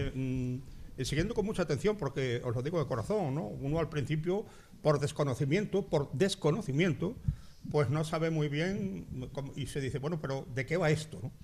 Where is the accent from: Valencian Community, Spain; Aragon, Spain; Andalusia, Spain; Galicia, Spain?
Andalusia, Spain; Carrión de los Céspedes; Carrión de los Céspedes. Mi pueblo